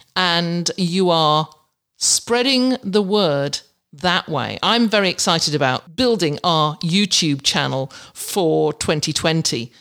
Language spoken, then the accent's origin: English; England, United Kingdom; moved away; you don't have them in England. We have roundabouts